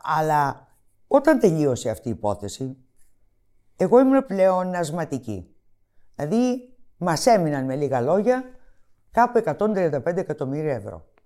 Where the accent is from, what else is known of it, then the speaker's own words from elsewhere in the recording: Greece; εμείς οι Έλληνες